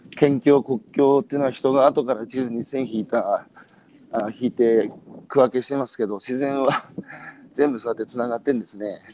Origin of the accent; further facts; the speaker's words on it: Hanamaki, Iwate, Japan; 僕のふるさとの花巻